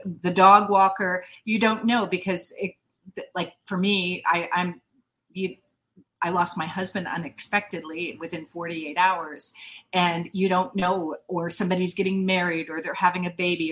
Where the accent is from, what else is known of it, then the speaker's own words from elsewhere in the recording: near Carmel, Indiana, United States; moved away; Indiana, that's where my hometown is, near Carmel